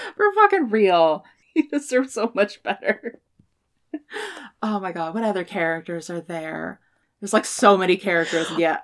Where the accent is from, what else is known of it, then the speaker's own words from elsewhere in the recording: Washington, United States; I'm from Washington. Everybody here watches Supernatural